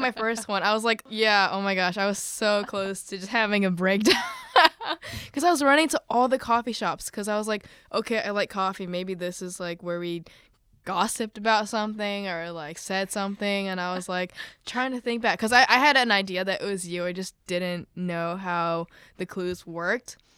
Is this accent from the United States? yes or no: yes; suburb of Chicago, Illinois, United States; I'm from a suburb off of Chicago